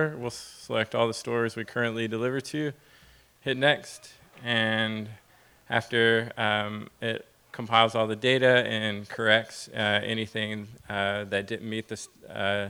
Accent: Nashville, Tennessee, United States; I'm from Nashville

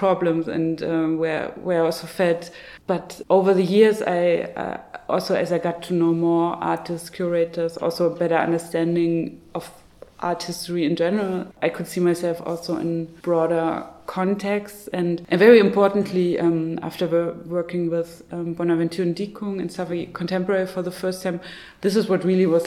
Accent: Zwickau, Saxony, Germany; my hometown of Zwickau

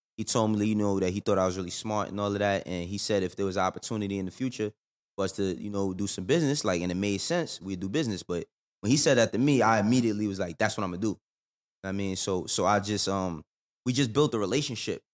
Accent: New York, United States; moved away as an adult; now in Atlanta, United States; I'm from the Bronx, too.

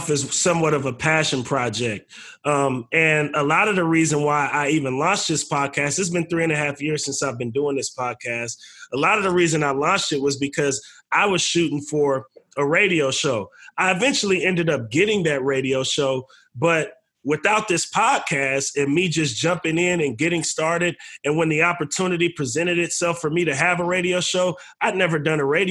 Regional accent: Bay Area, California, United States; we're from the Bay Area. We come from an independent scene.

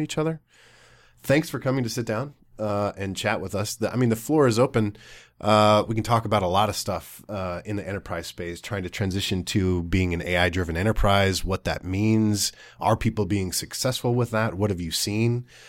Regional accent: North Dakota, United States; now in Minnesota, United States; me growing up in a tiny farming town in North Dakota

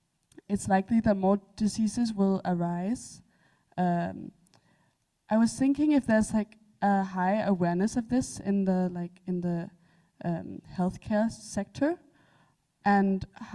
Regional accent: Denmark; now in British Columbia, Canada; I'm from Denmark.

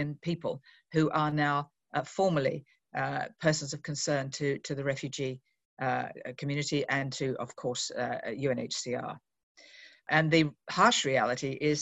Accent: Australia; moved away as an adult; now in Geneva, Switzerland; as an Australian who's now had the last 8 months in Geneva

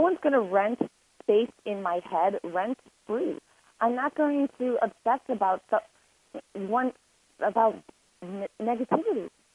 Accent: Lake Forest, Illinois, United States; also born or lived in Boston; I was born and raised in Lake Forest, Illinois. It is north of Chicago.

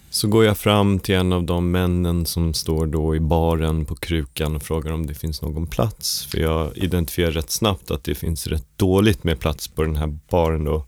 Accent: Stockholm, Stockholm County, Sweden; när jag var liten så växte jag upp på Skånegatan 65

